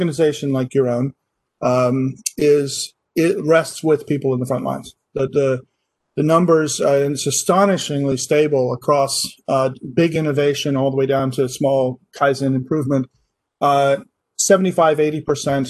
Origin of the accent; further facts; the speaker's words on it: Scotland, United Kingdom; moved away as an adult; also born or lived in Baltimore, United States; now in Massachusetts, United States; I grew up in Scotland. I'm half British. I did my university over there